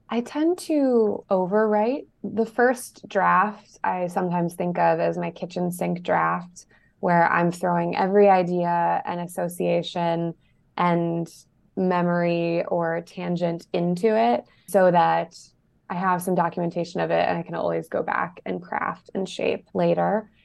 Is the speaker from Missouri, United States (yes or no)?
yes; St. Louis, Missouri, United States; also born or lived in Boston / Bloomington, Indiana; now in Baltimore, United States; I am originally from Saint Louis, Missouri, and now I live and make my home in Baltimore, Maryland